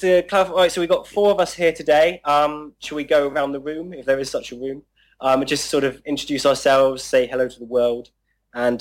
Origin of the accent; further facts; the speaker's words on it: Bournemouth, South West England, United Kingdom; I'm from Bournemouth in the UK